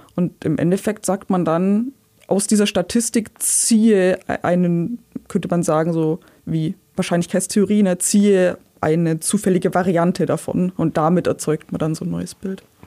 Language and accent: German; Ulm area, Bavarian side, Germany; Ich bin in der Ulmer Provinz aufgewachsen, ein bisschen südlich von Ulm